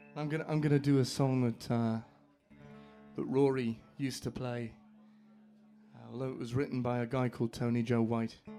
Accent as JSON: {"language": "English", "country": "Isle of Man", "tie": "born or raised there", "said": "I grew up on the Isle of Man in the Irish Sea"}